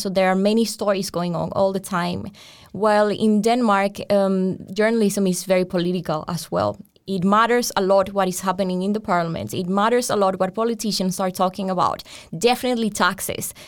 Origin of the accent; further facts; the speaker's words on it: Colombia; moved away as an adult; now in Europe; I come from Colombia and I was doing journalism in Colombia